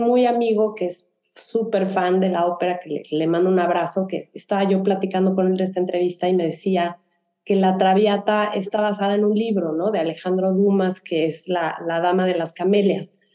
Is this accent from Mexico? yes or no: yes; Mexico; now in Houston, United States; Ani y yo somos de México